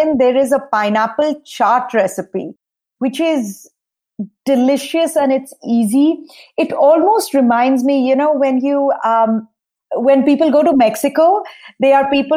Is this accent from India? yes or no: yes; eastern India, India; now in Nashville, United States; growing up in India